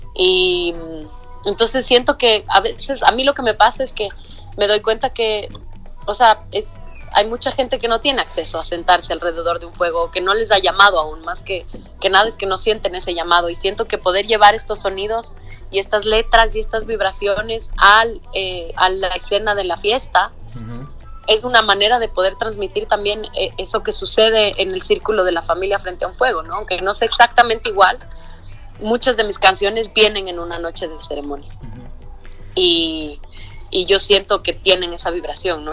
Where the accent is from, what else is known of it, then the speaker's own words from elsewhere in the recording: Ecuador; now in Mexico City, Mexico; soy ecuatoriana, nacida y crecida allá